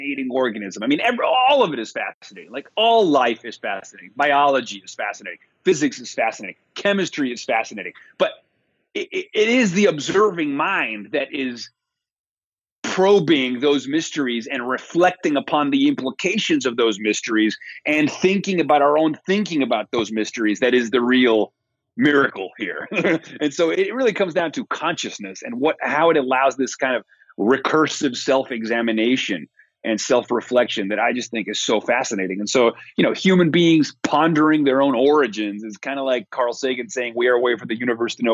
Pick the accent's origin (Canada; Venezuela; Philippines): Venezuela; I grew up in Venezuela, so I've actually seen it happen in my country